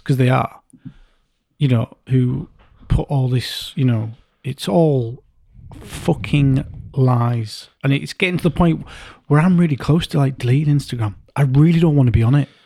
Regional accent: Yorkshire and the Humber, United Kingdom; two blokes, you know, from Yorkshire, you're from East, I'm from North

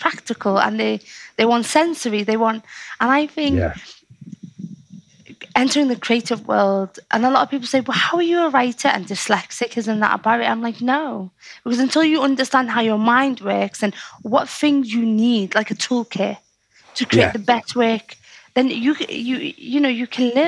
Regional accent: Liverpool, North West England, United Kingdom; accent: Scouse; I could be a poet with a Scouse accent

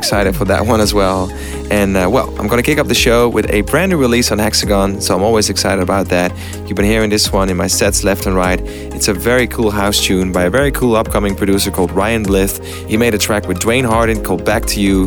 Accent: Amsterdam, North Holland, Netherlands; in Amsterdam, my hometown

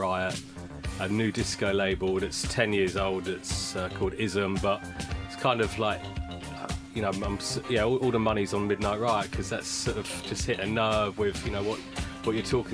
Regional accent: Reading, South East England, United Kingdom; I grew up in Reading

